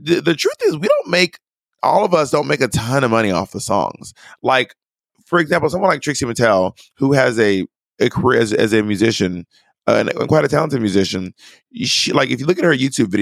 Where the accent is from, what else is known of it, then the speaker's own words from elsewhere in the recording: Atlanta, Georgia, United States; I'm from Atlanta, which has a big hip hop scene